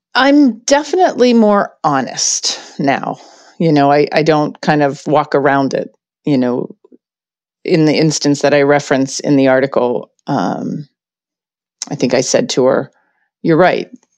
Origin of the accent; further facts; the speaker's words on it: Pittsburgh, Pennsylvania, United States; I grew up in Pittsburgh